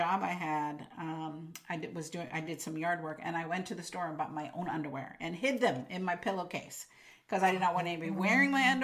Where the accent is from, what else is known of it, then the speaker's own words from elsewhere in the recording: Imperial Beach, California, United States; moved away as an adult; also born or lived in Carlsbad, California; now in Oregon, United States; I grew up in Imperial Beach, which is right by the border